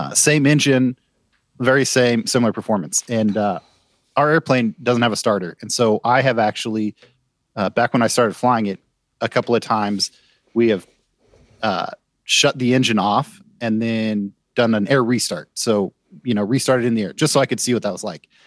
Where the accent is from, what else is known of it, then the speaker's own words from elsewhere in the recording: United States; as an American